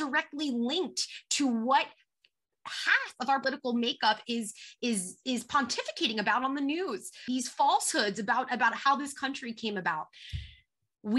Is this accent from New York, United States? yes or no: yes; New York, United States; also born or lived in Philadelphia; I am from New York